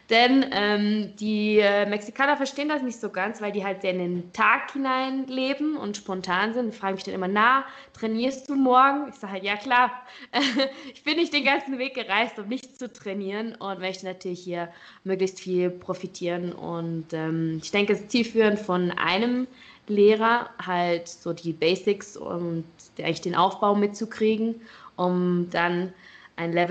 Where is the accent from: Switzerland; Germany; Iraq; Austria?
Switzerland; Also ich bin Schweizerin und habe in der Schweiz angefangen zu trainieren.